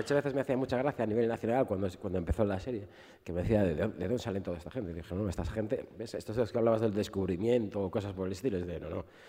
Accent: Galicia, Spain; moved away as an adult; now in Madrid, Spain; mi tierra fue la mayor entrada de cocaína de, de Europa

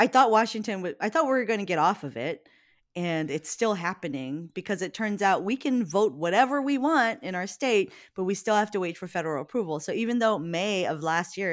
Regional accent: Hawaii, United States; moved away; I'm from Hawaii.

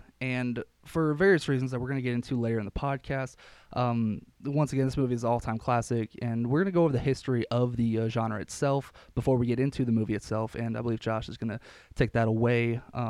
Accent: Austin, Texas, United States; now in Lubbock, United States; I am from Austin, Texas. I am a CMI major here at Texas Tech.

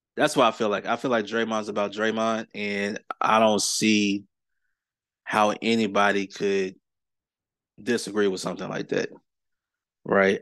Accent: Clarksville, Tennessee, United States; my hometown of Clarksville, Tennessee

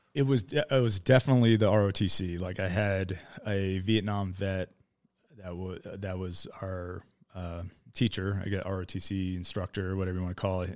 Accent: Miami, Florida, United States; moved away as an adult; also born or lived in Idaho; I was born in Miami in nineteen eighty-three

